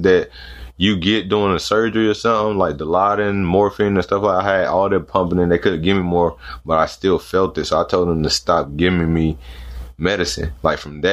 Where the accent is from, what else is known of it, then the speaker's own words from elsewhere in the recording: North Carolina, United States; I'm from North Carolina